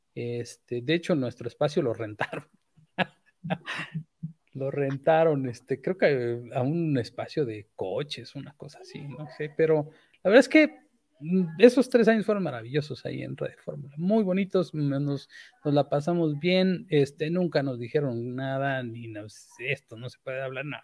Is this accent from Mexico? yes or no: yes; Chiapas, Mexico; moved away; also born or lived in Mexico City; como soy chiapaneco